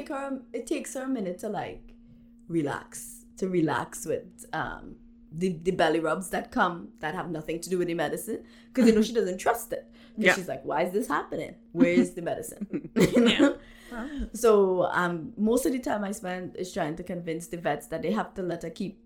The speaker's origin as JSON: {"language": "English", "country": "Trinidad & Tobago", "first_language": "Trinidad English", "moved": "yes", "lives_now": "Canada", "said": "I am from Trinidad."}